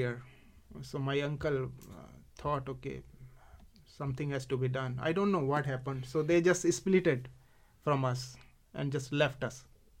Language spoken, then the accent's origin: English; India; accent: Indian; English is a second language; moved away as an adult; I knew English. I could communicate in my typical Indian accent